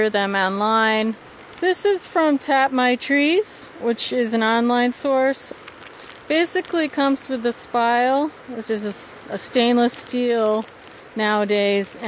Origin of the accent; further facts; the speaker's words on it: Oneonta, New York, United States; now in Tusten, United States; I grew up in Oneonta, New York, which is the Upper Catskills